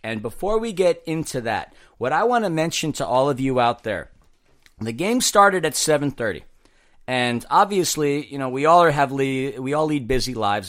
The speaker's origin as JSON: {"language": "English", "region": "New York", "country": "United States", "said": "being a New Yorker"}